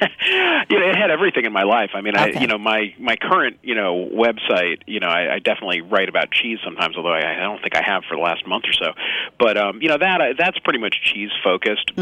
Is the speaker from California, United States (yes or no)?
yes; the Bay Area, California, United States; I live and work in San Francisco, and I grew up in the Bay Area